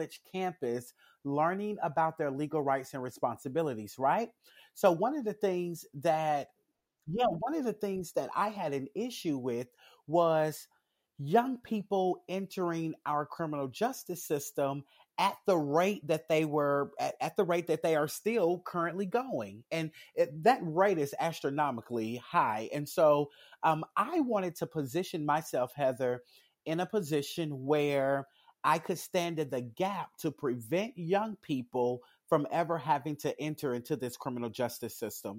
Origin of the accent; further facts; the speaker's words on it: Jackson, Tennessee, United States; I am a resident of Jackson, Tennessee. I grew up here in Jackson.